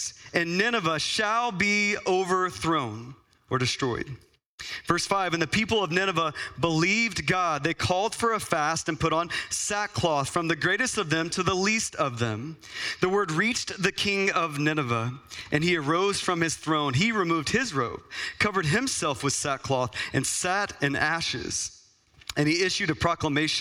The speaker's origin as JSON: {"language": "English", "region": "Texas", "country": "United States", "tie": "born or raised there", "moved": "yes", "lives_now": "Phoenix, United States", "said": "as a kid growing up in Texas where it was hot"}